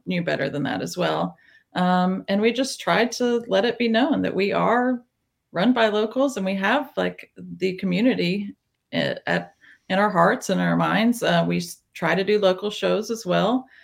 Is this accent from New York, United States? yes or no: no; small town Tennessee, United States; now in Nashville, United States; I grew up in small town Tennessee